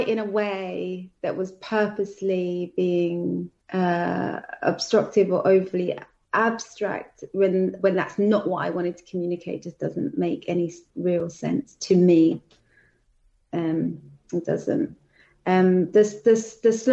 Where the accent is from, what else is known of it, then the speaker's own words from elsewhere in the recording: London, United Kingdom; I'm from Southeast London. That's just not the way that I speak